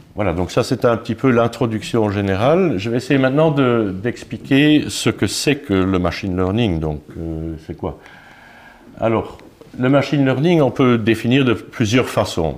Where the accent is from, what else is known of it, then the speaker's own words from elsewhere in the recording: Luxembourg; Je suis luxembourgeois